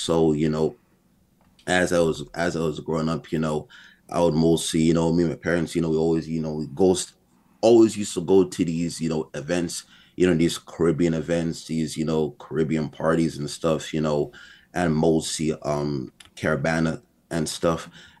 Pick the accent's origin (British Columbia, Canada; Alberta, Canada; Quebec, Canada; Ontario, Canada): Quebec, Canada; Montreal; born in Montreal, born and raised.